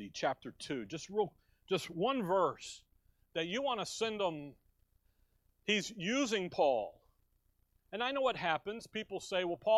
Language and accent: English; Chicago, Illinois, United States; now in Tempe, United States; growing up in Chicago, there was a day even in Chicago when we went to high school with a gun in the back window